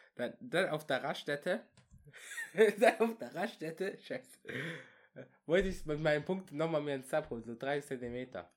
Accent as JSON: {"language": "German", "town": "Würzburg", "region": "Bavaria", "country": "Germany", "said": "wir kommen aus Würzburg."}